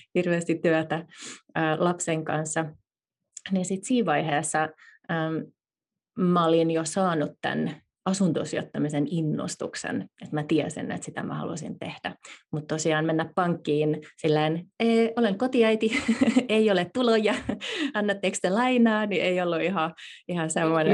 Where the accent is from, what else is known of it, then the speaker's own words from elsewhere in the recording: Finland; also born or lived in Silicon Valley, United States; now in United States; päätettiin muuttaa takaisin Suomeen